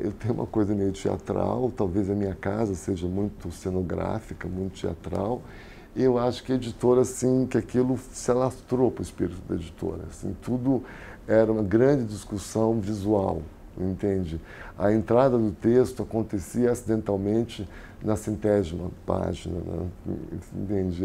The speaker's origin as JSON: {"language": "Portuguese", "region": "Rio de Janeiro", "country": "Brazil", "tie": "born or raised there", "also_born_or_lived": "Europe", "moved": "as an adult", "lives_now": "São Paulo, Brazil", "said": "minha cidade natal"}